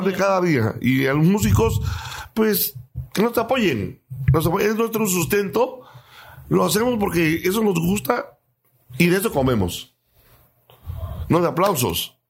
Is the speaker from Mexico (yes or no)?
yes; Cintalapa, Chiapas, Mexico; soy de Citalapa